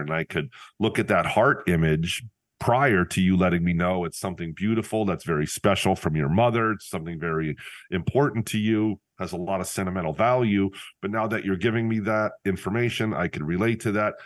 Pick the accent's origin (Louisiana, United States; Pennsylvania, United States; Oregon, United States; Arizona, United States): Pennsylvania, United States; Northeast; I returned to my hometown